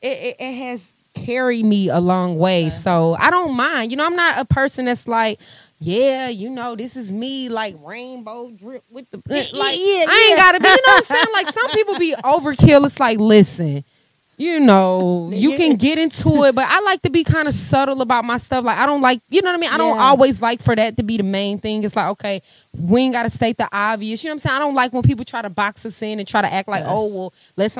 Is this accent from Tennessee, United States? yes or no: no; St. Louis, Missouri, United States; now in Atlanta, United States; St. Louis, my hometown